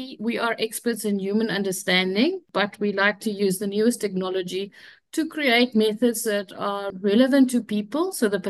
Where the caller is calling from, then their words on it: Cape Town, Western Cape, South Africa; I'm calling from Cape Town, South Africa.